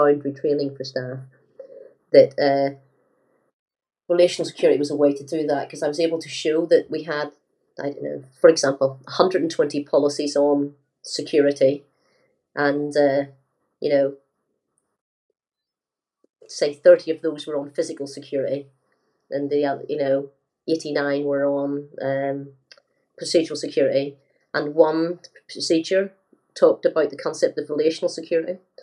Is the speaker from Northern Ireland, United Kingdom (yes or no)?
yes; Northern Ireland, United Kingdom; growing up in Northern Ireland